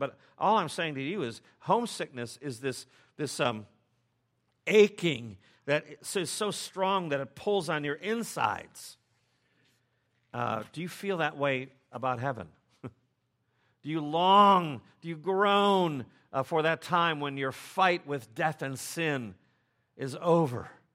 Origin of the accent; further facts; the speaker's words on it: United States; as English-speaking Americans